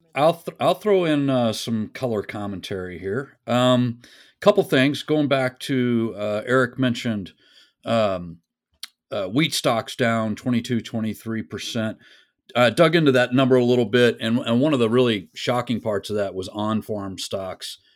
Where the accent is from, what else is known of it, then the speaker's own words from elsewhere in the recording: West Texas, United States; I'm from West Texas.